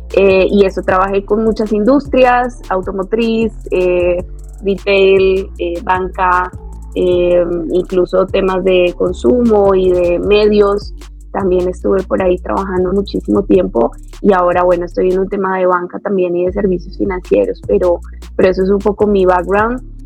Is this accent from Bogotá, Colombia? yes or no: yes; Bogotá, Colombia; moved away as an adult; now in Mexico; soy colombiana, así de pura cepa, eh, bogotana, rola. Eh, llevo cinco años, voy para seis años aquí en México.